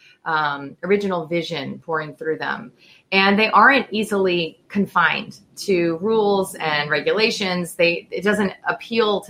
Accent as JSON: {"language": "English", "country": "United States", "said": "I'm American"}